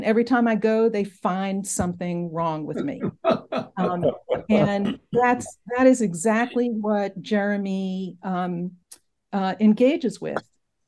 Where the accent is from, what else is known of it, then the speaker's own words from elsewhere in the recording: Brooklyn, New York, United States; also born or lived in Berlin, Germany; So I grew up in Brooklyn, New York, in Bensonhurst, and went to college in southern Vermont, graduate school in Madison, Wisconsin.